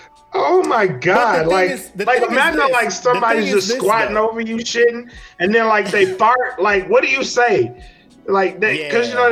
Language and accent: English; Louisiana, United States; born or raised there